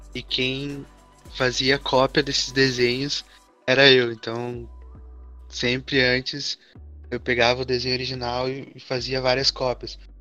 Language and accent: Portuguese; São Leopoldo, Rio Grande do Sul, Brazil; sou de São Leopoldo também